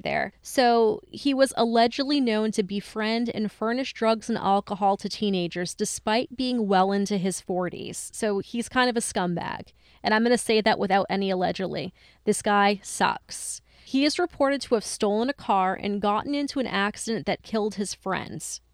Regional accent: Lisbon, Maine, United States; I grew up in Lisbon, which is another mill town to the south

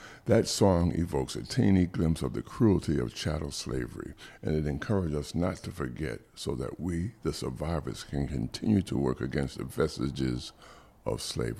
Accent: New York City, New York, United States; moved away as an adult; now in Charleston, United States; I was born and raised in Brooklyn. I moved here until I was in my 30s, okay?

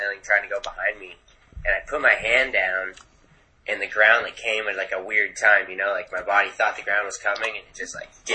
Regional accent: Vermont, United States; moved away; I'm from Vermont originally.

